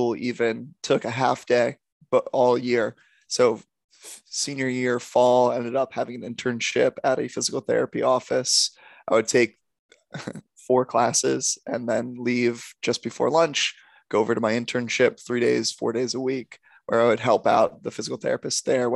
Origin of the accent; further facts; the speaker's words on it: Silver Spring, Maryland, United States; moved away as an adult; also born or lived in Delaware; now in Los Angeles, United States; I am from Silver Spring, Maryland, just outside of DC